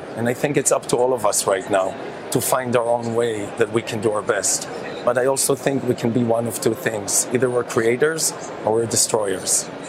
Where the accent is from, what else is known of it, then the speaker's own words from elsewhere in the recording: Kibbutz Nir Am, Southern District, Israel; moved away; As you know, I'm from Israel, but the place I spent the most time growing up is a place called Kibbutz Nir Am, which is about 3 kilometers off the Gaza border.